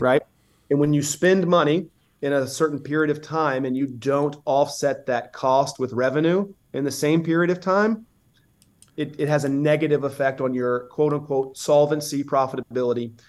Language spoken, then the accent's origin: English; Southeast, United States; I'm from the Southeast